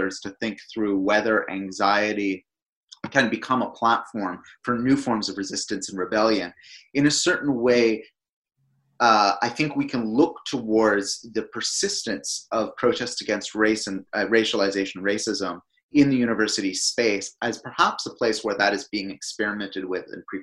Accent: Canada; now in United Kingdom; In my home country of Canada

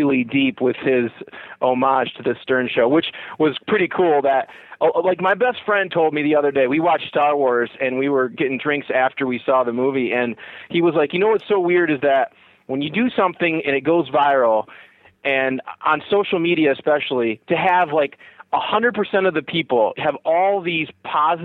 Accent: United States; I grew up kind of on the Michigan-Ohio border

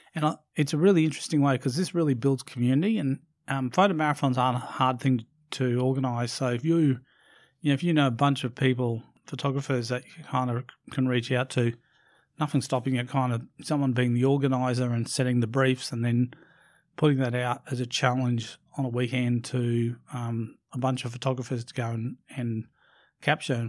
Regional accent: Brisbane, Queensland, Australia; in Brisbane in my, in my hometown

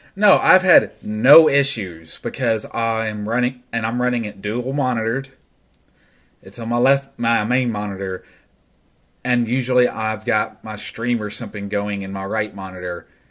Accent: Tennessee, United States; I'm from Tennessee

